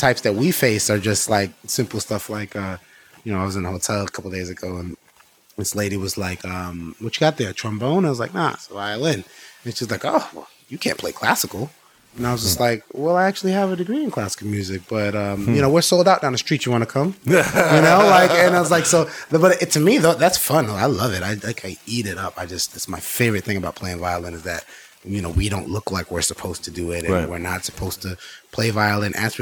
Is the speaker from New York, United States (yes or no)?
no; Miami, Florida, United States; we're from Miami